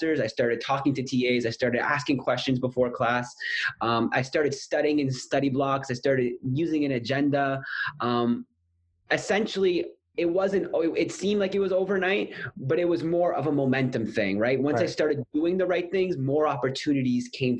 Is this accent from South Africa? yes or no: no; Canada; moved away as an adult; now in Sydney, Australia; am from Canada